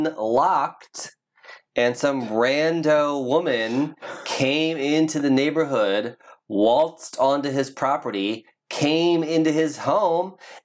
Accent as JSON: {"language": "English", "region": "Midwest", "country": "United States", "tie": "born or raised there", "moved": "yes", "said": "I grew up in the Midwest, where you didn't even have to be rich specifically to have land."}